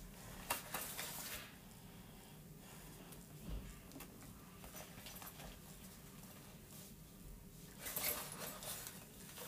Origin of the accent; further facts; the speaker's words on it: Canada; I'm from Canada